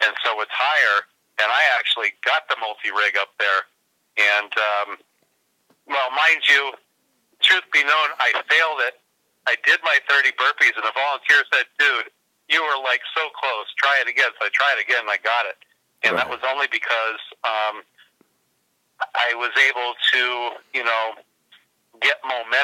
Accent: Santa Cruz, California, United States; also born or lived in San Francisco Bay Area; I was raised in the Santa Cruz, California area

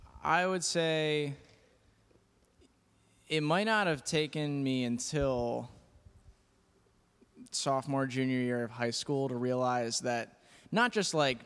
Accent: Haddon Heights, New Jersey, United States; also born or lived in Philadelphia; I'm from Haddon Heights, New Jersey.

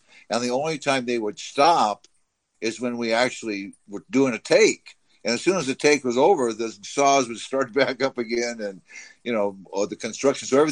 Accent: Orange County, California, United States; I was from Orange County

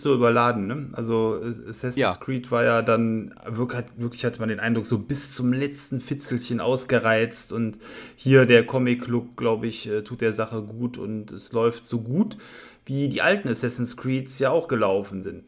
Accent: Viersen, North Rhine-Westphalia, Germany; hier in meiner Heimatstadt, dem Eier mit Speck Festival äh, in Viersen

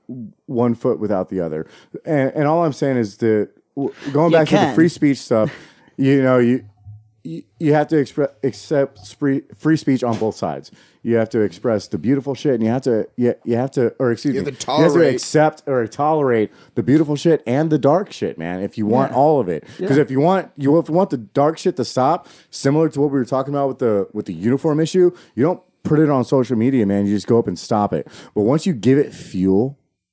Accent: Charlottesville, Virginia, United States; I'm from Charlottesville

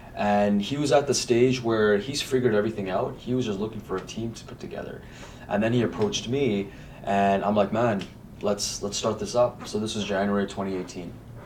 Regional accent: Markham, Ontario, Canada; moved away as an adult; also born or lived in Lloydminster, Alberta; now in Edmonton, Canada; I'm originally from Ontario

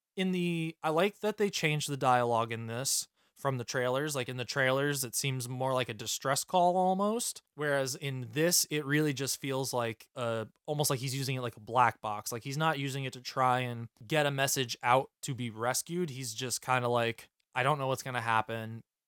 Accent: New York, United States; I'm from New York

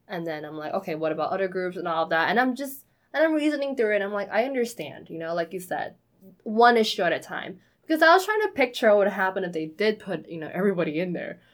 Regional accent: New York City, New York, United States; we grew up in New York City

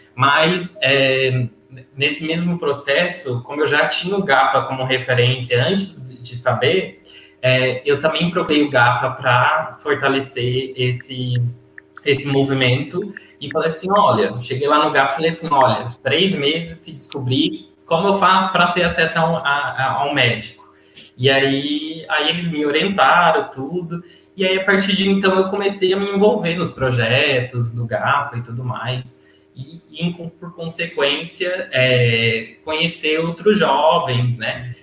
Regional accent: Jales, São Paulo, Brazil; moved away as an adult; now in Florianópolis, Brazil; eu sou natural, na verdade, do interior de São Paulo, né? Minha cidade chama Jales, que fica no noroeste paulista.

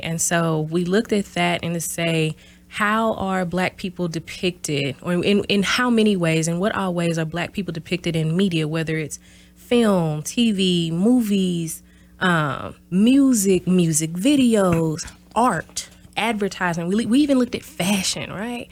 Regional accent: Mississippi, United States; moved away as an adult; also born or lived in Houston, Texas / Louisville, Kentucky; now in Oshkosh, United States; I'm originally from Mississippi, small town Bassville, Mississippi, in South, or South, S O U F

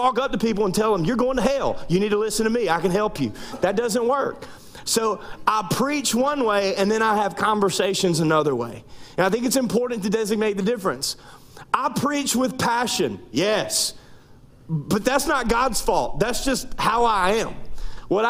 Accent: North Louisiana, United States; moved away as an adult; also born or lived in Central Arkansas / East Texas; now in South Louisiana, United States; I was born and raised in North Louisiana, went to college in Shreveport, Louisiana

